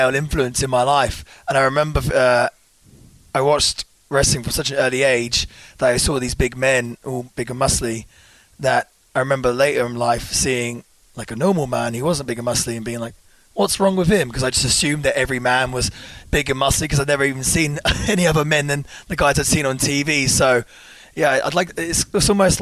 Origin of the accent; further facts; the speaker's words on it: Cambridgeshire, East of England, United Kingdom; I grew up in Cambridgeshire